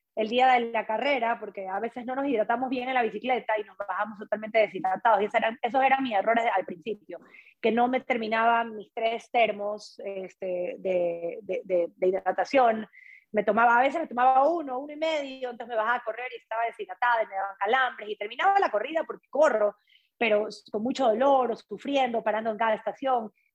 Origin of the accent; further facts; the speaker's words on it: Ecuador; moved away as an adult; also born or lived in Quito; soy de la costa de Ecuador